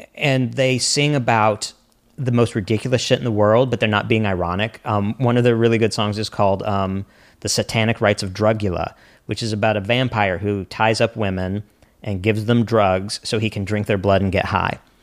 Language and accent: English; the Ozarks, United States; also born or lived in New York; now in Los Angeles, United States; I'm from the Ozarks originally.